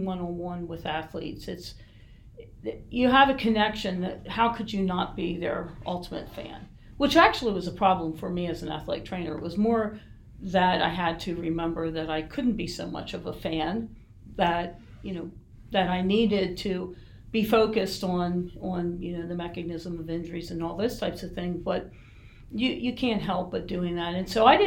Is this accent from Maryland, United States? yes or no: yes; Baltimore, Maryland, United States; moved away as an adult; also born or lived in Erie, Pennsylvania; now in York, United States; So that's where I grew up, in Baltimore, Maryland